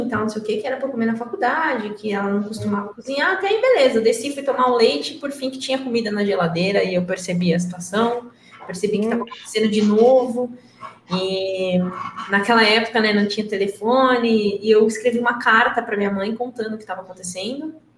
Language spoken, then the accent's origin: Portuguese; interior of São Paulo, Brazil; now in São Paulo, Brazil; eu nasci em São Paulo, mas eu não fui criada aqui. Quando eu tinha dois anos, a gente, minha mãe e meu pai se mudaram para o interior de São Paulo. Então, eu sou menina do interior